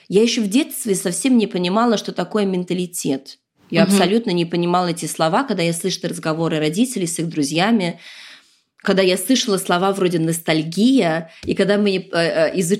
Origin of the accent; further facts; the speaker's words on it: New York, United States; born there; also born or lived in Moscow / London; Я действительно родилась в Нью-Йорке. Мы там прожили пару лет, потом приехали в Москву.